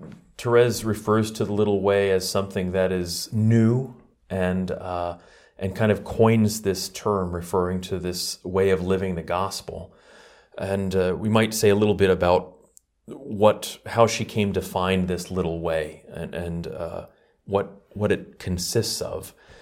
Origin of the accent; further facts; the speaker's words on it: New York, United States; Well, I've been with the order for about 20 years now, and I'm originally from New York, but joined the community after I met them in Washington, D.C.